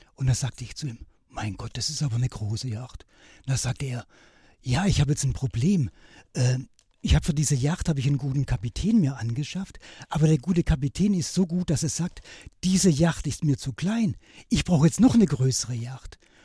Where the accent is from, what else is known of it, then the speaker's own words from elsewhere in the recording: Swabian Jura, Baden-Württemberg, Germany; mein Vater war ein letzter Bahnhofsvorsteher von meinem Heimatort auf der Schwäbischen Alb